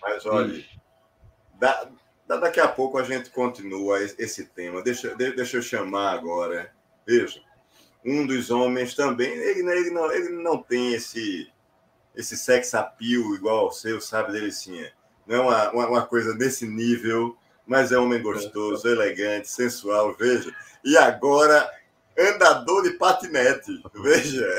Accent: Olinda, Pernambuco, Brazil; Eu nasci no sábado de carnaval, no Tricentenário, que é um hospital que tem em Olinda

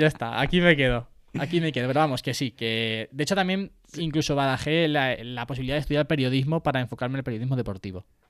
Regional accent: Puertollano, Castilla-La Mancha, Spain; yo soy de Puerto Llano, además eh, me siento súper identificado con, mi ciudad, con mi lugar de nacimiento

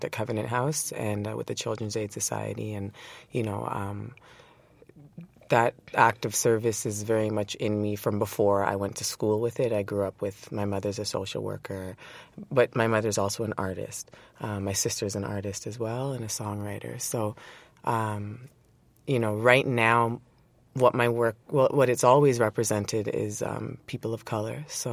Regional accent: Toronto, Ontario, Canada; Born and raised in Toronto, Scarborough

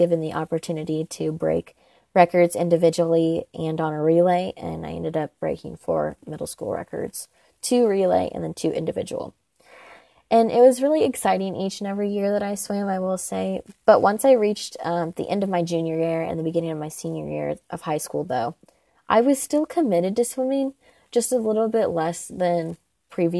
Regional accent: Indiana, United States; born or raised there

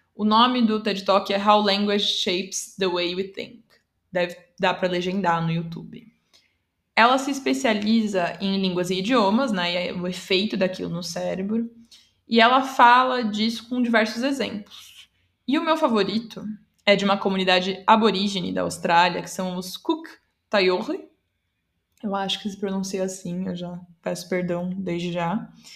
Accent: São Paulo, Brazil; first language Portuguese; eu sou brasileira, paulistana, inclusive, que é algo importante também, que eu sou falante nativa de português

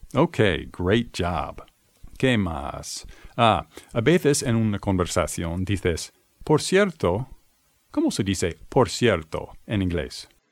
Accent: Boston, Massachusetts, United States; I'm from the United States, the city of Boston, to be exact.

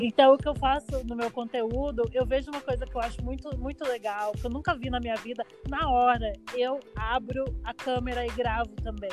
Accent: Barueri, São Paulo, Brazil; Eu sou natural de Barueri, São Paulo, Zona Oeste.

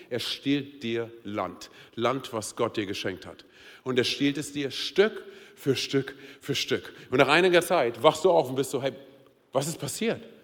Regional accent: Berlin, Germany; moved away as an adult; now in Hesse, Germany; meine Frau und ich, wir sind ja Berliner. Und wir sind als Berliner hier nach, hier nach Hessen gekommen.

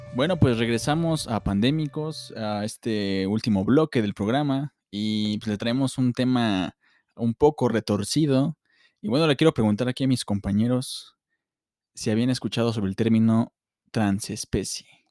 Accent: Mexico; nosotros como mexicanos tenemos un ego súper altísimo.

